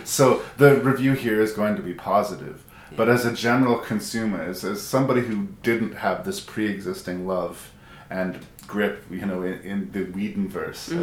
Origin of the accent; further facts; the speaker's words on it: Edmonton, Alberta, Canada; my hometown of Edmonton